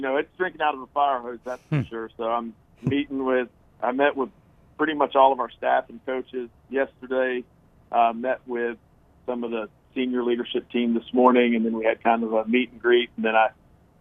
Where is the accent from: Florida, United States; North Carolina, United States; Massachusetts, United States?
Florida, United States; Palatka; moved away as an adult; now in Jonesboro, United States; I grew up in Northeast Florida in a small town called Palatka